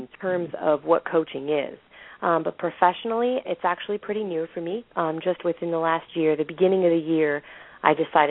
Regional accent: the Adirondacks, upstate New York, United States; moved away as an adult; now in Columbia, United States; originally I'm actually from the Adirondacks, way, way upstate New York, far, far away from the city.

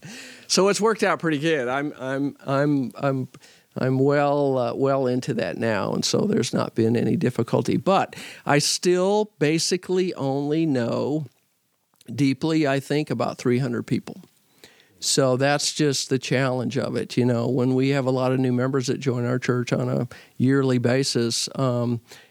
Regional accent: Fort Worth, Texas, United States; also born or lived in Nacogdoches, Texas / Missouri; I grew up in Fort Worth at St. Paul, which is a church that worships about 800

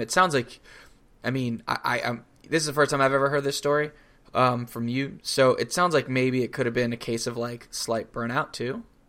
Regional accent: Florida, United States; I grew up in Florida

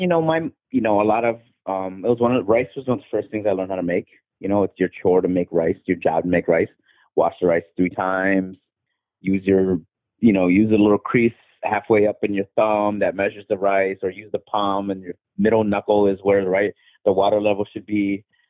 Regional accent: Chicago, Illinois, United States; moved away as an adult; now in New York, United States; Filipino-American, from Chicago, born and raised in Chicago until about 05, and then went to New York and been in New York since then.

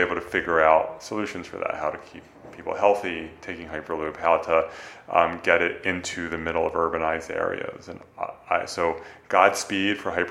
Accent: Northeast, United States; now in San Francisco, United States; I grew up in the Northeast

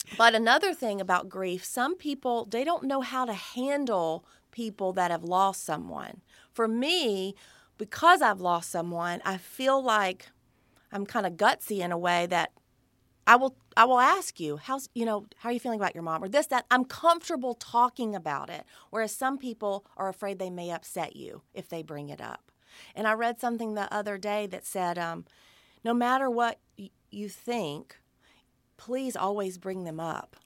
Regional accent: Alabama, United States; growing up in the South in Alabama

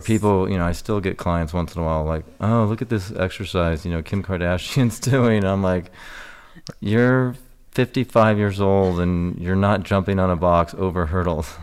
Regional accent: Newport Beach, California, United States; moved away; I lived down in Corona del Mar, Newport Beach

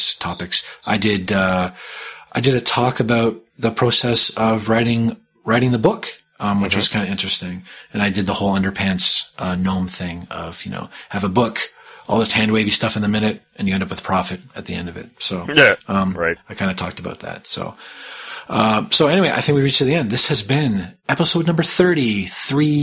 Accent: Canada; accent: Canadian; It's my Canadian accent showing through

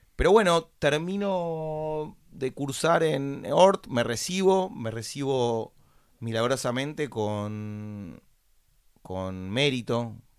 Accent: Buenos Aires, Argentina; nací en Buenos Aires, capital federal, en el año 1981. Eh, me crié en el botánico

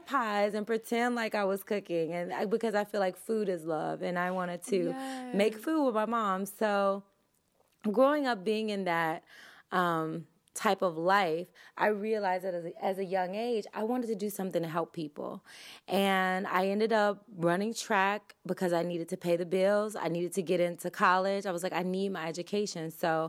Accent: Tennessee, United States; I'm from Tennessee.

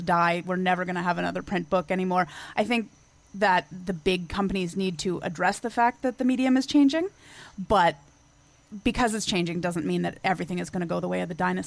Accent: Canada; I'm Canadian

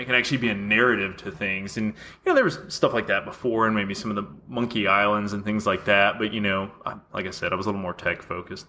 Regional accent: Atlanta, Georgia, United States; we're all from Atlanta, you know, originally

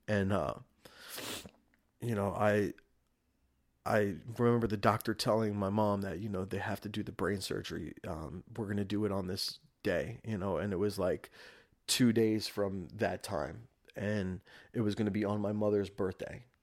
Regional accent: Rockland County, New York, United States; born and raised in Rockland County, New York

